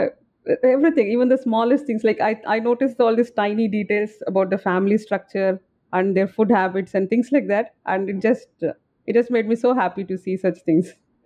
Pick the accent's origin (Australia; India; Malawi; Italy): India; I'm from India